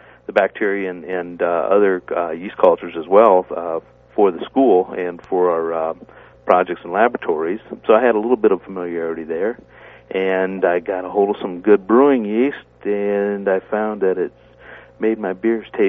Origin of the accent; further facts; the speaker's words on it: Midwest, United States; now in West Coast, United States; growing up in the Midwest in a German farming community